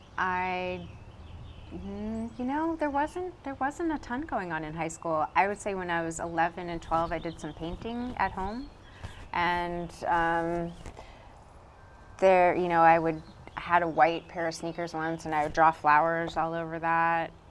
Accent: Brunswick, Maine, United States; now in Durham, United States; I was born in Brunswick, Maine.

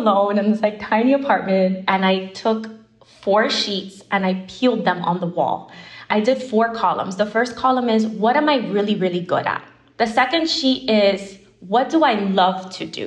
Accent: Miami, Florida, United States; moved away as an adult; now in New York, United States; I'm originally from Miami, and I come from Cuban background

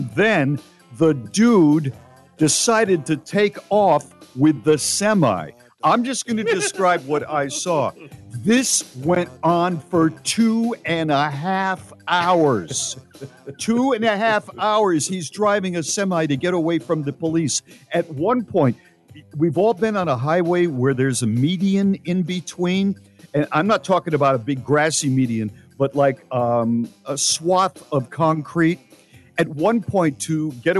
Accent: United States; as an American

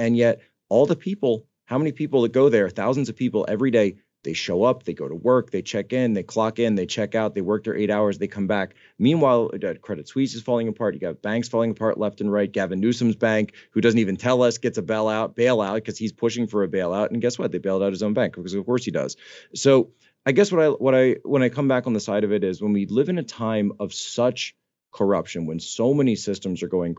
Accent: United States; Because I'm an American. And I thought that was the entire point.

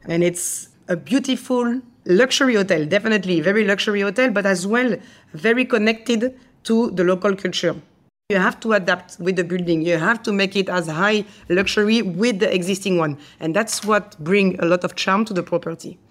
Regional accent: France; English is a second language; moved away as an adult; also born or lived in Asia; you're French

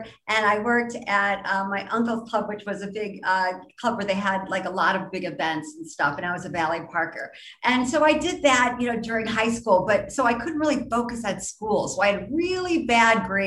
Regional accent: Ohio, United States; moved away; also born or lived in New York; growing up in Ohio

